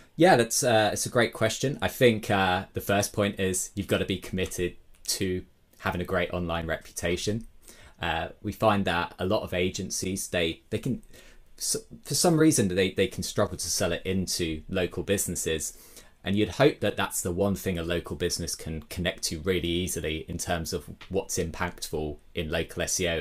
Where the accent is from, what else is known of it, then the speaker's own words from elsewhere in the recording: Brighton, South East England, United Kingdom; my hometown, Brighton, in the U K.